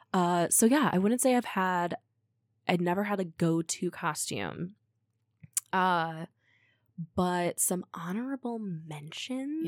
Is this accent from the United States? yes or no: yes; Midwest, United States; I grew up in the Midwest